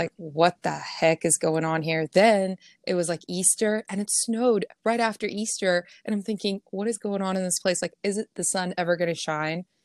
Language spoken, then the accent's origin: English; Pretoria, Gauteng, South Africa; moved away as an adult; also born or lived in Ohio, United States; now in Arizona, United States; I'm from Pretoria, so I'm from the the capital, basically, um, Pretoria, Johannesburg area